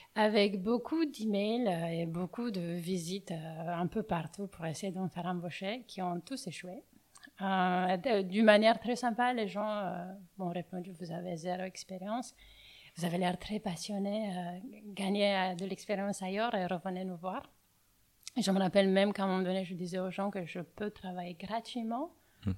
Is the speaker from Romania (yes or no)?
yes; Bucharest, Romania; accent: Romanian; French is a second language; moved away as an adult; now in Paris, France; je viens de Roumanie, je viens de Bucarest.